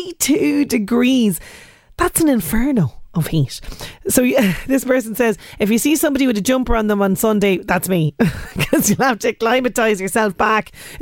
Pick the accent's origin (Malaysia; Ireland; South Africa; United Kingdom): Ireland; Trim, Leinster; Hi, I'm from Trim.